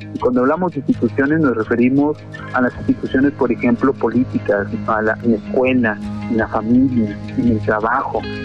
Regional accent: Mexico; tenemos como sociedad mexicana

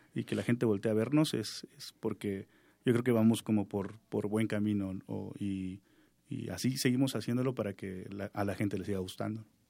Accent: Juchitán, Oaxaca, Mexico; first language Zapotec; Spanish is a second language; yo soy originario de Juchitán

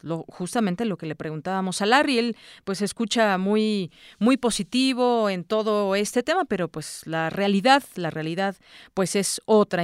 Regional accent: Mexico; lo sentimos como mexicanos

